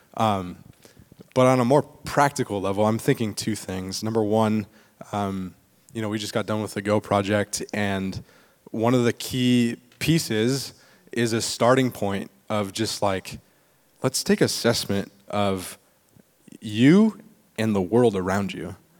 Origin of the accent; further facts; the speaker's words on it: East Bay, California, United States; I was born and raised in the East Bay, so it's like I've I've grown up here